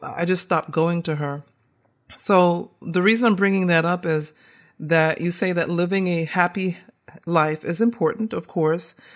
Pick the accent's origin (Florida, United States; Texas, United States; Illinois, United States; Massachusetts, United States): Massachusetts, United States; right outside of Boston; also born or lived in Caribbean; growing up in Massachusetts, right outside of Boston.